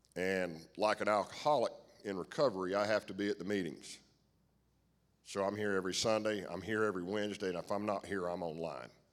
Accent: United States; I grew up in Stanley County, I couldn't ask for a better p-, set of parents

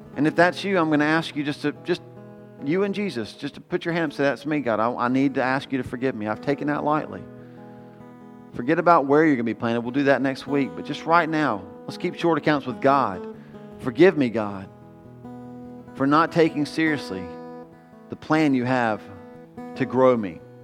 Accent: United States; We're so American

